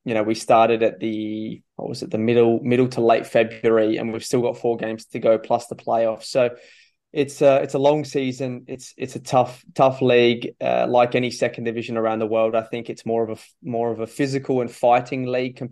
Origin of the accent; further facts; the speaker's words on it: Adelaide, South Australia, Australia; moved away as an adult; also born or lived in Netherlands / Japan; Adelaide United, my hometown team